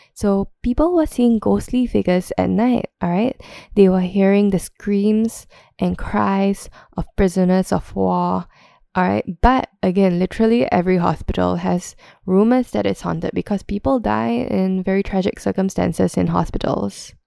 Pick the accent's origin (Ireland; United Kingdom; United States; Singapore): Singapore; growing up in Singapore